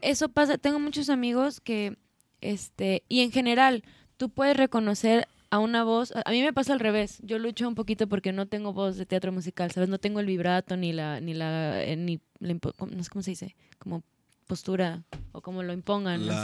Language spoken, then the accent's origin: Spanish; Guadalajara, Jalisco, Mexico; moved away as an adult; now in Mexico City, Mexico; los que somos de acá, de Guadalajara